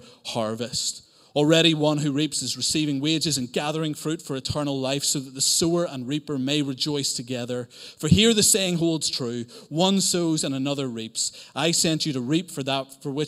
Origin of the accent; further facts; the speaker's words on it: Northern Ireland, United Kingdom; accent: Northern Irish; now in Cambridge, United Kingdom; I am from Northern Ireland